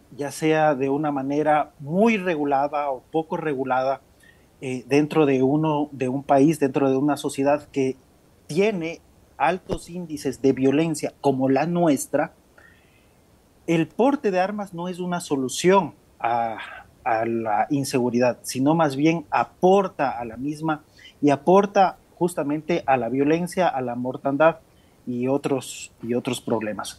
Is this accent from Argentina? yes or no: no; Ecuador; somos del Ecuador